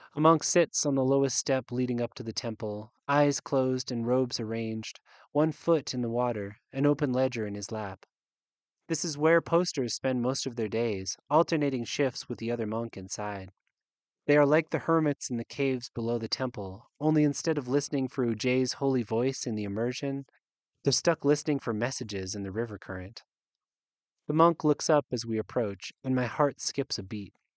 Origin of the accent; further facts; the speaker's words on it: United States; accent: unmarked American; also born or lived in Uganda; an unmarked American accent, my accent